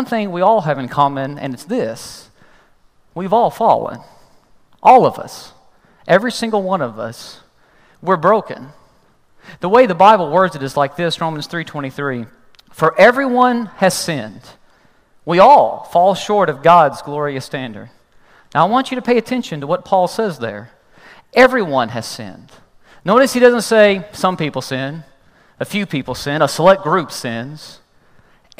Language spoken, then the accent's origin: English; Kentucky, United States; I'm from Kentucky